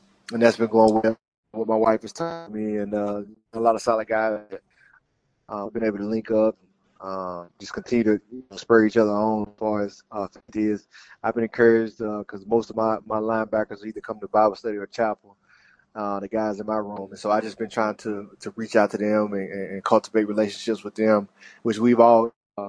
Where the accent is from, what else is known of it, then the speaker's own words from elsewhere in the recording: Mississippi, United States; moved away as an adult; now in New Orleans, United States; we're both, my wife and I, we're both from Mississippi.